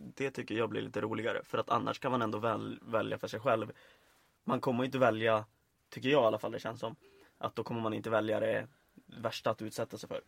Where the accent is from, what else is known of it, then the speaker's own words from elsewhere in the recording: Örnsköldsvik, Västernorrland County, Sweden; moved away as an adult; now in Landskrona, Sweden; Jag kommer ifrån Övik